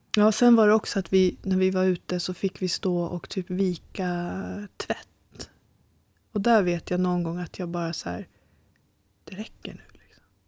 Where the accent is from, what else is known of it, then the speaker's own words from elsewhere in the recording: Sweden; jag är ju liksom svensk